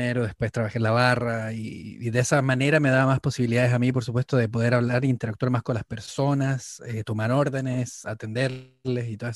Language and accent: Spanish; Antofagasta, Chile; now in London, United Kingdom; Bueno, yo soy, de, yo soy del norte de Chile. Yo vengo de, de la ciudad de Antofagasta, en el norte, en la parte donde está el desierto de Atacama. Y sí, me vine a Londres hace más o menos unos más